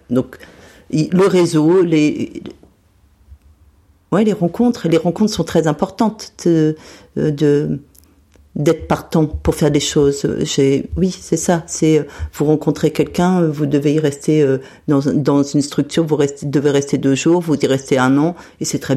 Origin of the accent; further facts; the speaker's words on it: Metz, Grand Est, France; Et donc quand moi je suis partie de Metz euh, dans les années 80, cette piscine existait.